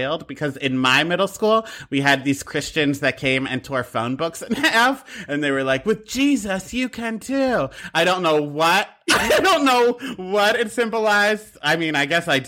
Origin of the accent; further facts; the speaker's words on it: Bensalem, Pennsylvania, United States; Ben Salem, Pennsylvania. It's where Ben Franklin allegedly flew his kite